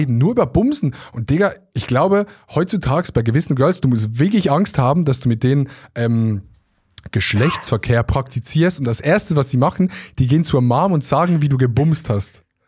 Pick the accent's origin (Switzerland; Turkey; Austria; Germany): Switzerland; als Schweizer